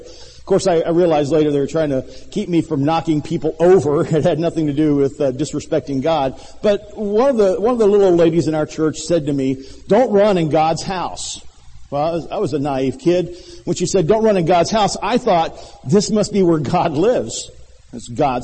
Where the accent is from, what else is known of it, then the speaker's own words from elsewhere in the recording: Millington, Tennessee, United States; moved away; When I was a young man growing up in Millington, Tennessee, a small town not much bigger than Rocky Mount